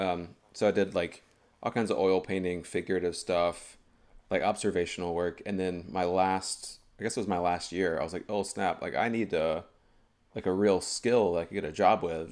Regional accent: High Point, North Carolina, United States; moved away as an adult; also born or lived in Greensboro, North Carolina; now in Boston, United States; I was born in High Point, North Carolina

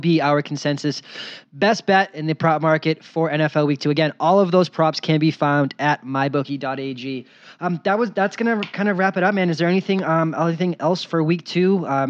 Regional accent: Boston, Massachusetts, United States; moved away as an adult; now in Las Vegas, United States; a guy growing up in Boston, living there for 26 years before I moved to Vegas

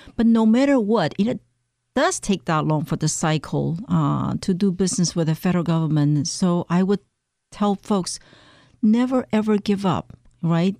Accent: Taiwan; moved away as an adult; now in Maryland, United States; I came from Taiwan. Um, I came to the United States to pursue advanced study in mass communication

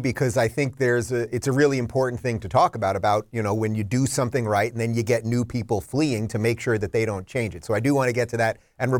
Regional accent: New York City, New York, United States; moved away as an adult; now in Florida, United States; I was born in Brooklyn. I spent most of my life in New York City.

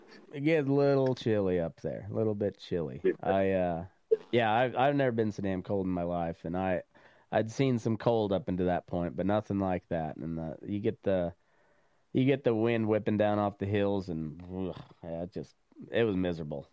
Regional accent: Eastern Plains of Colorado, United States; also born or lived in Montana; I'm from the Eastern Plains of Colorado.

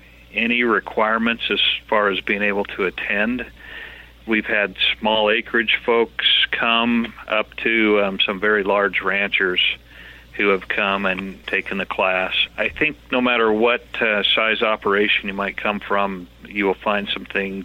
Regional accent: Middleton, Idaho, United States; also born or lived in eastern central Texas / Owyhee County, Idaho; Well, I was raised in Southwest Idaho, graduated from Middleton High School

